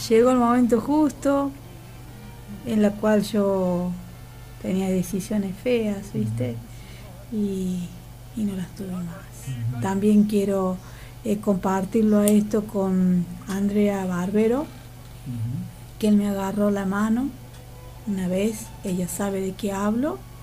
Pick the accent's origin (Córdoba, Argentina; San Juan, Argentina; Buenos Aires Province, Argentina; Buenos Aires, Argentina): Córdoba, Argentina; Laguna Larga; somos dos más de Laguna Larga, de nuestras raíces